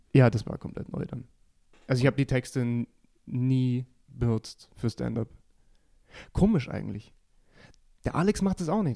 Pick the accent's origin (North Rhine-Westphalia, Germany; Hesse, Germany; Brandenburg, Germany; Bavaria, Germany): Bavaria, Germany; Geretsried; meine gesamte Familie da sein wird, weil es in meiner Heimatstadt eben ist